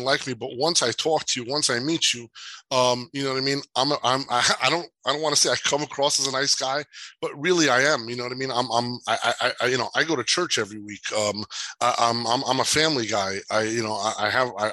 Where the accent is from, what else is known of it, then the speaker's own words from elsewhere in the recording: Jersey City, New Jersey, United States; growing up in Jersey City